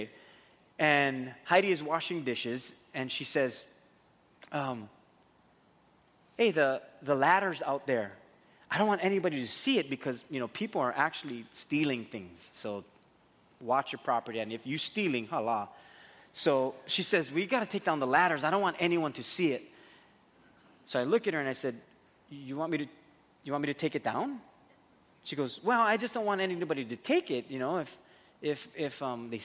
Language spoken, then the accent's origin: English; Waimanalo, Hawaii, United States; me growing up in where I grew up in Waimanalo